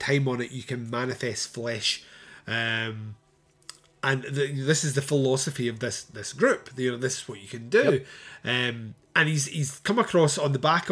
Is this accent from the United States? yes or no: no; Scotland, United Kingdom; I'm Scottish